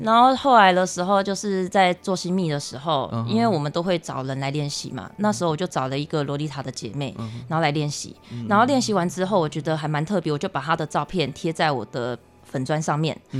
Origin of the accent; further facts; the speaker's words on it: Taiwan; 我们台湾这边